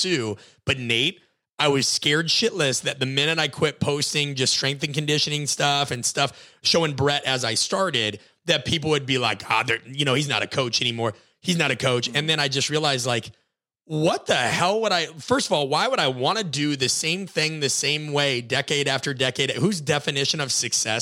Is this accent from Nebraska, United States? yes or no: yes; Nebraska, United States; I grew up in Nebraska, watched Nebraska football